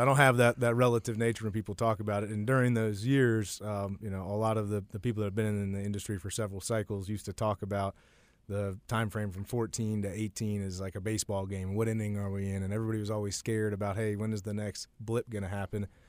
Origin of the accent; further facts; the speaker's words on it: Warrenton, Virginia, United States; moved away; I'm originally from Warrenton, Virginia, which is a, a small town that today is probably, uh, considered a, a suburb of D C, but when I was growing up, it was a little bit more rural.